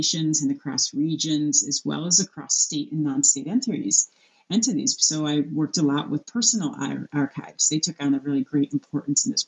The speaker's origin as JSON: {"language": "English", "country": "United States", "said": "as an American woman"}